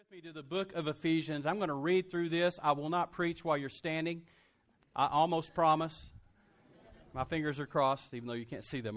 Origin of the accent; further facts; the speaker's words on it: Lubbock, Texas, United States; also born or lived in Brownwood, Texas; I started at Texas Tech, did a year at Tech, 'cause that's my hometown